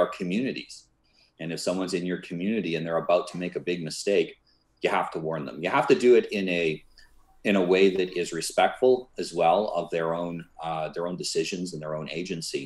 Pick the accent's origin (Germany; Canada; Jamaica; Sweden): Canada; I was born in Canada, and when I was younger, my family wanted me to be a minister